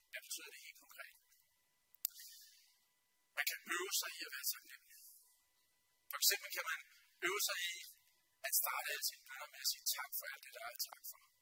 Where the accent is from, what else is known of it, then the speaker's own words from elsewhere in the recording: Denmark; vi danskere